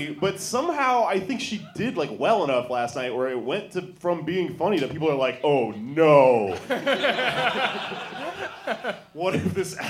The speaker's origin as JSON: {"language": "English", "town": "Denver", "region": "Colorado", "country": "United States", "said": "There's a bumper sticker on my car that says that. I'm from Denver."}